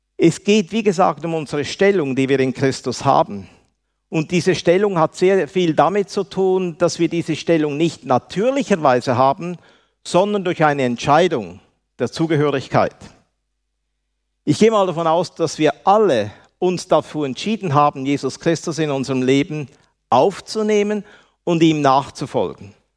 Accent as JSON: {"language": "German", "country": "Switzerland", "accent": "Swiss German", "said": "mein Deutsch ist ein Schweizer Deutsch und nicht wirklich ein, ein, äh, richtiges Deutsch. Aber ich kann so viel sagen, ich bin ein erlöster Schweizer"}